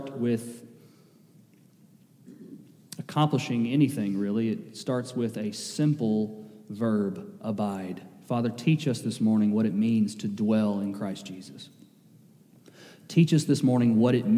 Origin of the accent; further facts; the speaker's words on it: Kentucky, United States; I'm from Kentucky.